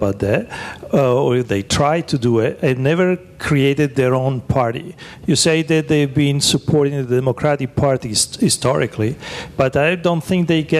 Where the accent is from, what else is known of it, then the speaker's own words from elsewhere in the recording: Italy; now in United States; I'm not American, I'm Italian, so I don't know much about the history here in America.